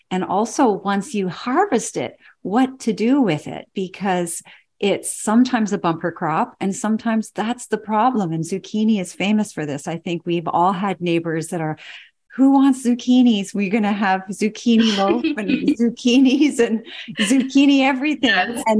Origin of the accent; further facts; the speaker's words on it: Toronto, Ontario, Canada; born there; I was born in Toronto.